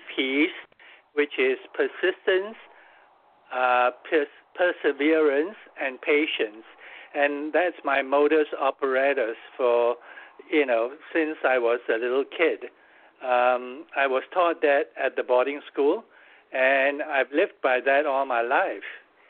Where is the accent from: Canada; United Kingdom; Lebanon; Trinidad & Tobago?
United Kingdom; London; moved away as an adult; also born or lived in Malaysia / Hong Kong / Wisconsin; I was originally from Malaysia, but I went to boarding school in England when I was 13 years old. So I grew up basically in London. And I lived there for 16 years before moving to Hong Kong